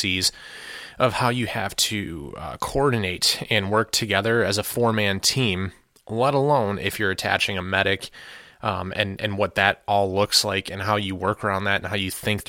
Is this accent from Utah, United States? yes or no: no; Detroit, Michigan, United States; I'm from Detroit, we don't have like great wild wilderness here